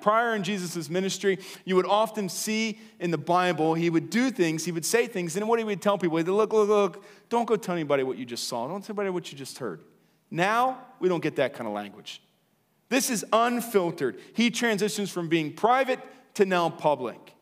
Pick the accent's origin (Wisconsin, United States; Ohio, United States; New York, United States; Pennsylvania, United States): Pennsylvania, United States; Lancaster; also born or lived in Chicago / Philadelphia; now in Willow Street, United States; I was born in Lancaster